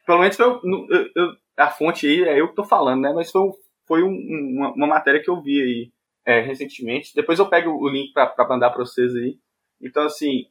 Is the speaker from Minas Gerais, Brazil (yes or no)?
yes; Montes Claros, Minas Gerais, Brazil; also born or lived in Belo Horizonte; eu nasci em BH, mas fui criado aqui em Montes Claros, só nasci lá.